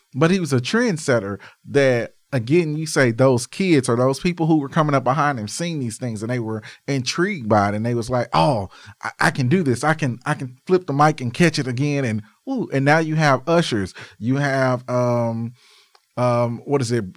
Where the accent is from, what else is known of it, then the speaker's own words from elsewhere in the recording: Arkansas, United States; I'm from Arkansas where Walmart started. Um, I remember on Arkansas Boulevard, our Walmart